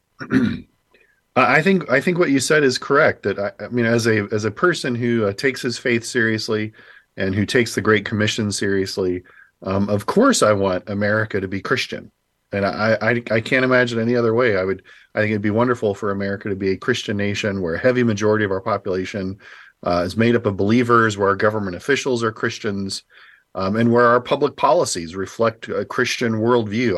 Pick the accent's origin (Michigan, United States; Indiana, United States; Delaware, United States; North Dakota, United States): Indiana, United States; Indianapolis; moved away; I grew up in Indianapolis